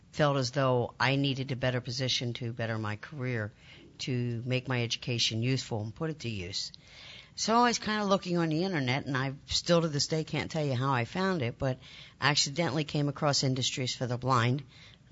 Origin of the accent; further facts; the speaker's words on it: Lancaster, Pennsylvania, United States; moved away as an adult; now in Milwaukee, United States; I'm actually from Lancaster, Pennsylvania, originally.